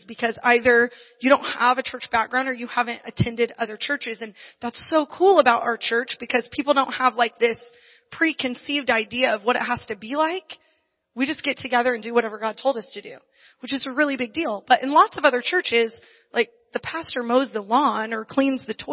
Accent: Indiana, United States; now in Barstow, United States; I grew up in Indiana

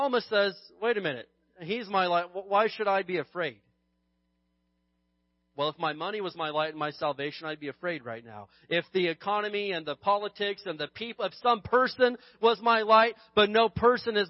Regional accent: Indiana, United States; now in Barstow, United States; growing up in Indiana, we had some real winters

